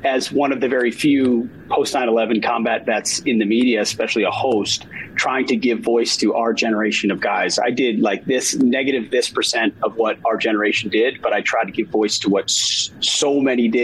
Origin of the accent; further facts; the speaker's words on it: Minnesota, United States; I am born and raised in Minnesota, small town boy